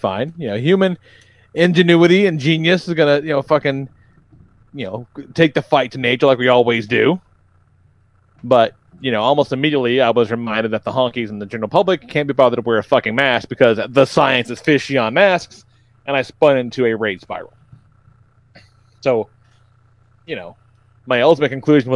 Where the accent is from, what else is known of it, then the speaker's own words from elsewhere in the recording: the South, United States; I grew up in the South.